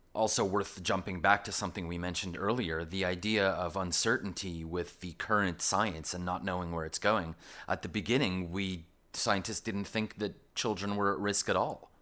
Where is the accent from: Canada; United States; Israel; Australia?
Canada; accent: Canadian; now in London, United Kingdom; my Canadian accent